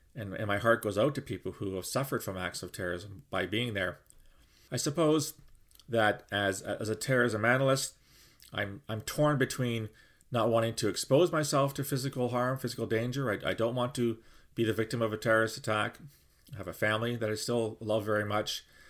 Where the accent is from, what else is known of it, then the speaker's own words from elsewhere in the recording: London, Ontario, Canada; my hometown of London, Ontario